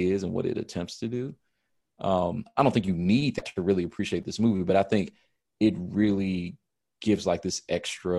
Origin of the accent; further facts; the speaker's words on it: United States; as an American, that's how I've grown up